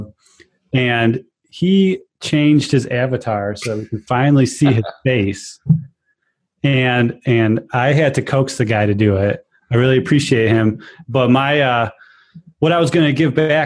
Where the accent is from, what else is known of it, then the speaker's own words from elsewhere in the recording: Chicago, Illinois, United States; accent: Chicago; my Chicago accent